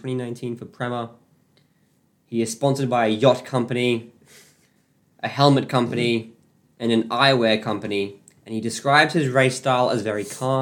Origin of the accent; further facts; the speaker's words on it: Australia; I'm Australian